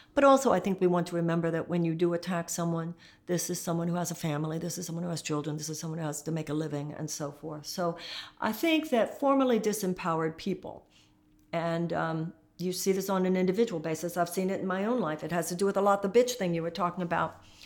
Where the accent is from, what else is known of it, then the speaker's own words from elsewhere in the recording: Texas, United States; I come from Texas